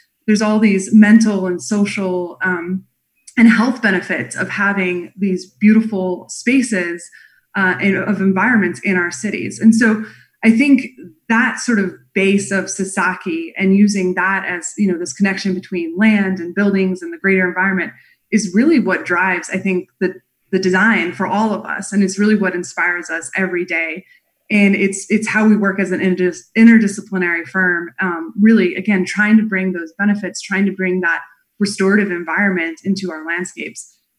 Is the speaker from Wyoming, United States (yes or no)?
yes; Wyoming, United States; also born or lived in Montana / Colorado; My father worked for the U.S. Forest Service. And so I grew up outside of National Forest in Wyoming and Montana and Colorado my whole life. So big nature was my backyard.